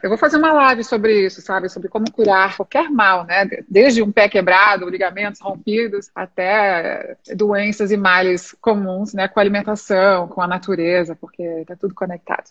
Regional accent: Santa Catarina, Brazil; moved away as an adult; also born or lived in Australia; now in São Paulo, Brazil; Minha família é gaúcha, mas eu sou, sou, nasci em Santa Catarina e vivi lá minha vida inteira até morar em São Paulo.

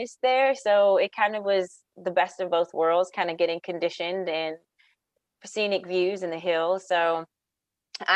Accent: South Boston, Virginia, United States; also born or lived in North Carolina; I was born and raised in Virginia, Southern Virginia, in a little town. It borders North Carolina and Virginia. South Boston is where I grew up

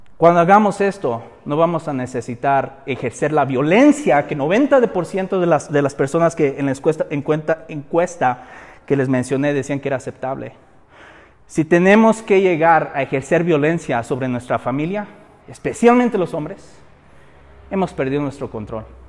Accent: Mexico; nosotros como mexicanos

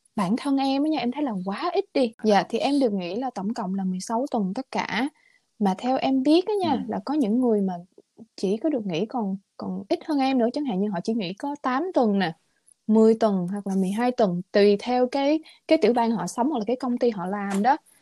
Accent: Vietnam; moved away as an adult; now in United States; lúc em ở Việt Nam

